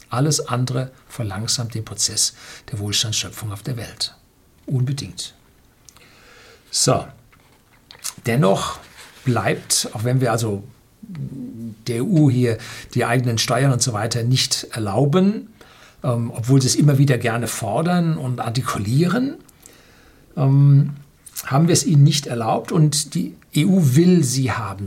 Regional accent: Bavaria, Germany

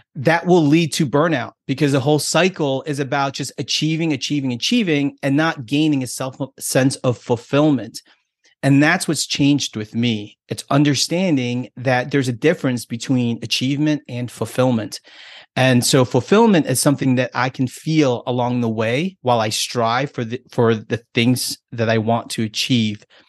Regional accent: United States; me being American and being here in this country, I have a different set of values and different set of beliefs.

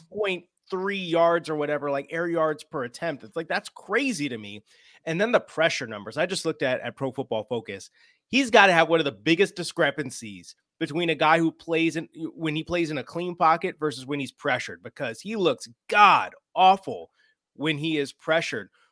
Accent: Chicago, Illinois, United States; moved away; I'm originally a Chicago guy

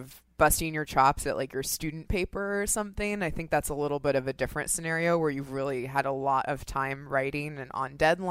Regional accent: Seattle, Washington, United States; moved away as an adult; now in New York, United States; I grew up in Seattle

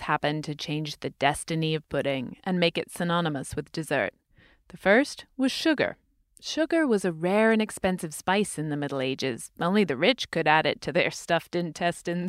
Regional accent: United Kingdom; moved away; I'm British

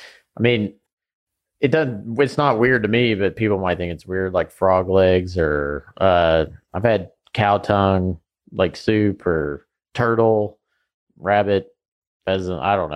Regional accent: Bardstown, Kentucky, United States

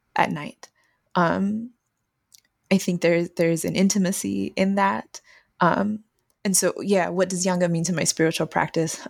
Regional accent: San Antonio, Texas, United States; Growing up in Texas

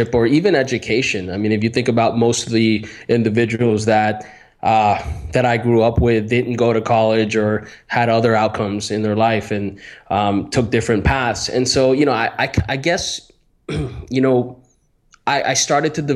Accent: Miami, Florida, United States; I grew up in Miami, Florida

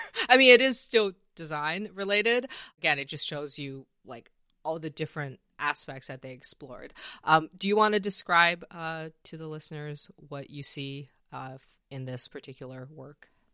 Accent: Canada; I'm from Canada

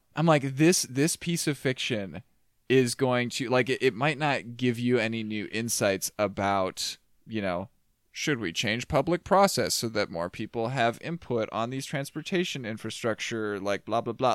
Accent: Minnesota, United States; my smaller worldview as a Minnesotan

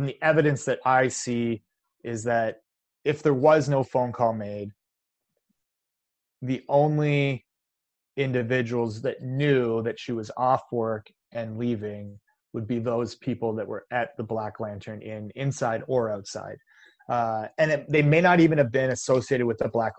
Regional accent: Canada; I'm Canadian

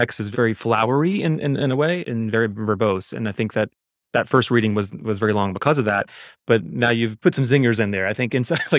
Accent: the South, United States; I mean, I grew up in the South, you know, I'm a gay man. I grew up in the church.

